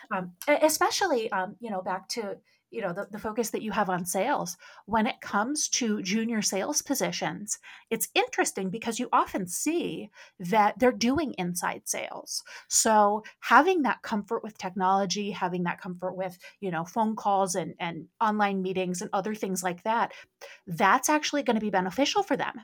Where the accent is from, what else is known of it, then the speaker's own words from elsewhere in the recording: Midwest, United States; I grew up in the Midwest